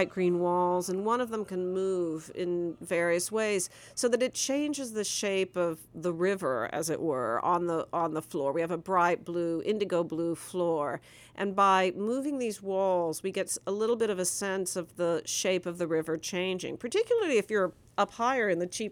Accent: Nebraska, United States; I'm from Nebraska.

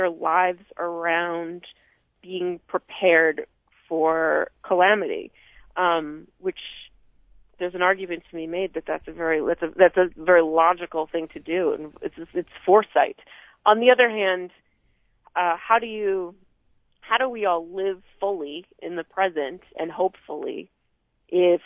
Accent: Vermont, United States; growing up in Vermont

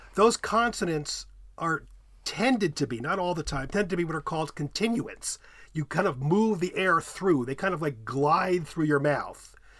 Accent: United States; accent: American English; I'm an American speaker, American English speaker

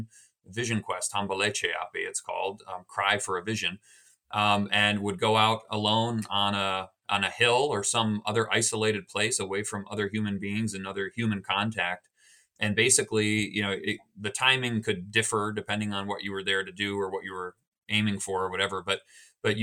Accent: United States; growing up in America in the 1990s and 2000s

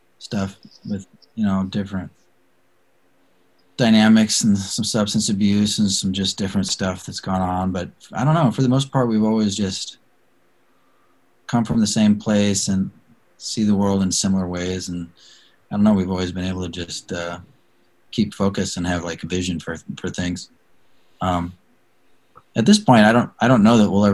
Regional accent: Salem, Oregon, United States; I grew up in Salem, which is like 40 minutes south of Portland, a much smaller town back then

